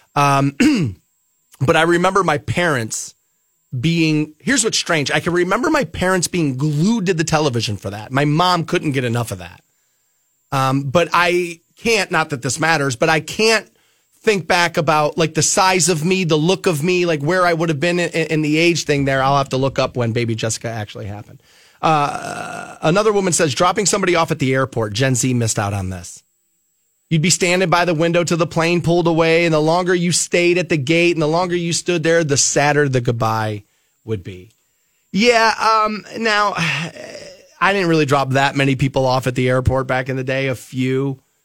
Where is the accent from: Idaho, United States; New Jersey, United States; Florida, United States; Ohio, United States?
Ohio, United States; Twinsburg; a company in my hometown of Twinsburg called Allen Bradley